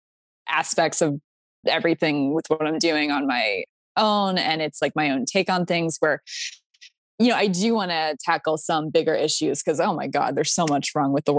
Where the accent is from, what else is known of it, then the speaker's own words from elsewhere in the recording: Pennsylvania, United States; moved away as an adult; also born or lived in Florida; I went to school in Florida and I'm from Pennsylvania